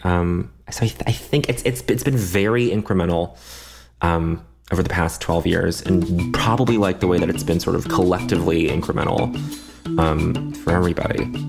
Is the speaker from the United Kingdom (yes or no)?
no; Canada; moved away; I grew up in Canada. I, I speak a little French